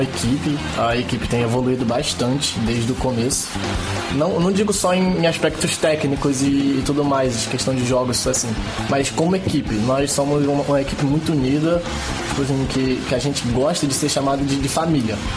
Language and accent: Portuguese; Angra dos Reis, Rio de Janeiro, Brazil; eu sou morador de Angra mesmo. tenho 19 anos, moro aqui há 19 anos.